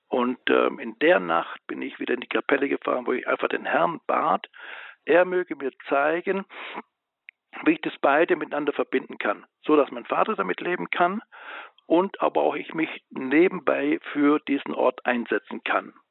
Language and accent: German; Biberach an der Riss, Baden-Württemberg, Germany; in meiner Heimatstadt, wo ich dann groß war und auch in der Schule, wo ich mit Albrecht in einer Klasse war, das ist Biberach an der Riss.